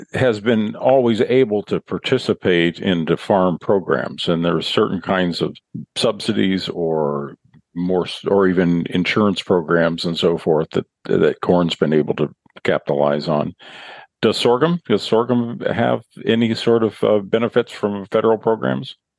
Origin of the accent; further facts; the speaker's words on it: central Illinois, United States; where I grew up over in central Illinois